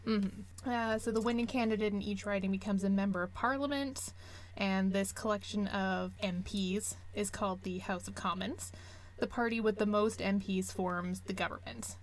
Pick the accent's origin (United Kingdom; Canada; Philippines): Canada